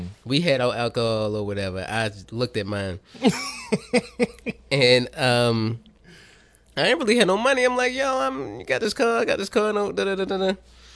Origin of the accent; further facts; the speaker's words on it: Baltimore, Maryland, United States; growing up in Baltimore